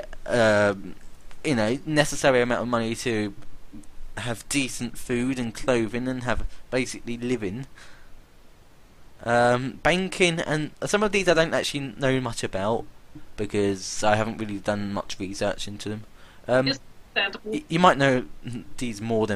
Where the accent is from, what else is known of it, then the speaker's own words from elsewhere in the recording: United Kingdom; I am British